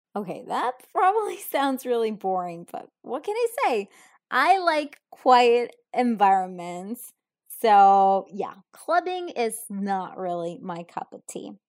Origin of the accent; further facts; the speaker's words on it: Italy; I'm from Italy